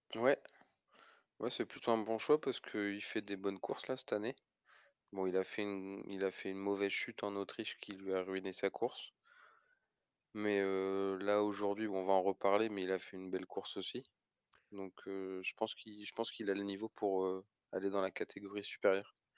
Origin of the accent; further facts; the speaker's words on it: France; en tant que Français